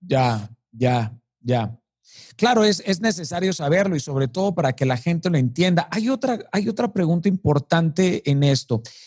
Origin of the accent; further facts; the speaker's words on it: Mazatlán, Sinaloa, Mexico; Yo soy de Mazatlán